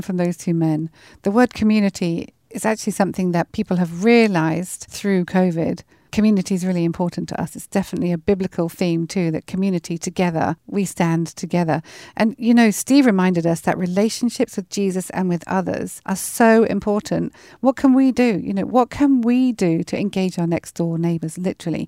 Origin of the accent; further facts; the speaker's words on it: Weymouth, South West England, United Kingdom; moved away; we are sitting here in a village just outside of Weymouth in Dorset, which is my hometown